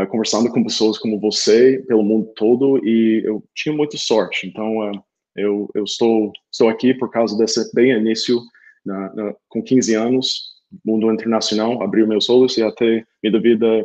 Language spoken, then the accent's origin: Portuguese; Tulsa, Oklahoma, United States; Portuguese is a second language; Eu sou de Tulsa, Oklahoma, cidade 300 mil habitantes, e onde minha tia cuidava de intercambistas.